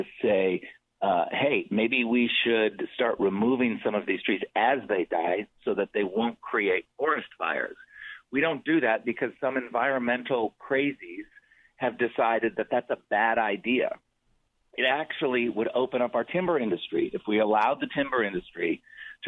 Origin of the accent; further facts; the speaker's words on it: Michigan, United States; now in California, United States; I was born in Michigan, moved to California, and then my family, when I was in eighth grade, moved back to Michigan, where my dad was from